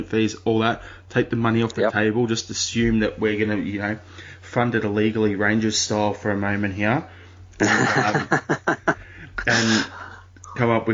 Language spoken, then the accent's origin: English; Australia; as an Australian